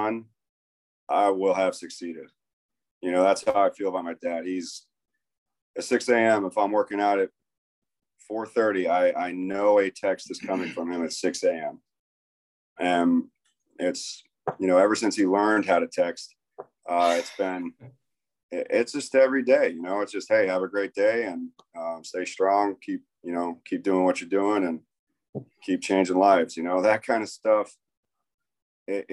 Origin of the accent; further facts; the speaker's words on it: Tarpon Springs, Florida, United States; also born or lived in New York; I was born in New York. And then when I was 2 years old, we moved to Tampa area, Tarpon Springs, Florida